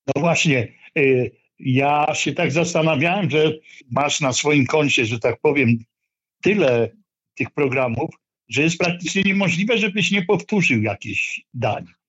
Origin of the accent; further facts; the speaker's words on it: Olsztyn, Warmian-Masurian Voivodeship, Poland; moved away; also born or lived in Katowice; Ja się urodziłem w Olsztynie, ale uwielbiam Śląską y, gwarę. Mieszkałem trochę w Katowicach